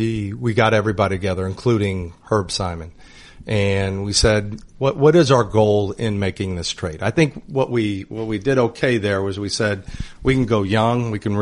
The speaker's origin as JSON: {"language": "English", "region": "Indiana", "country": "United States", "said": "I'm from Indiana and I'm walking around town."}